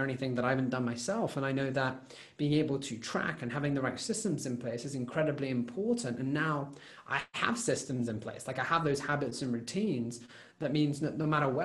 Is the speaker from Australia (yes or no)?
no; United Kingdom; as a British